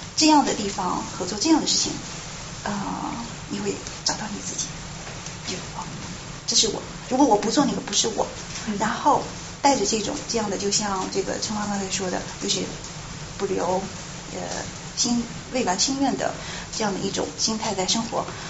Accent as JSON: {"language": "Chinese", "town": "Shouyang", "region": "Shanxi", "country": "China", "tie": "born or raised there", "moved": "as an adult", "lives_now": "United States", "said": "我的老家，收养，献"}